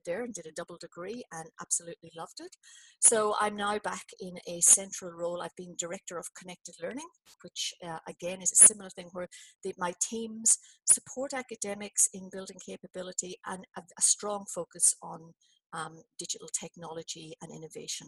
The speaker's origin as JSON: {"language": "English", "town": "Belfast", "region": "Northern Ireland", "country": "United Kingdom", "also_born_or_lived": "New Zealand", "moved": "as an adult", "lives_now": "Australia", "said": "I emigrated from Belfast to New Zealand in, you know, late 80s."}